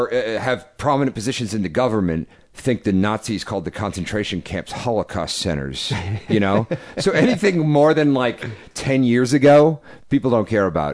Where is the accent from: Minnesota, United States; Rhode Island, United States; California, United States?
Rhode Island, United States; Providence; moved away; It made me feel homesick for my hometown of Providence, Rhode Island.